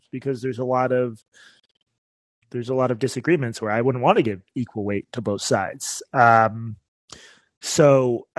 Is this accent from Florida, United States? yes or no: no; Boston, Massachusetts, United States; I'm from Boston